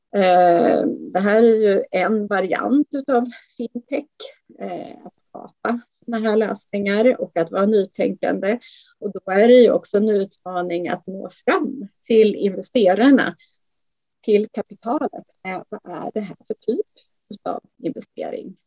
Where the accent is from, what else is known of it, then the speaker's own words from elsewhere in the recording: Sweden; vi som svenskar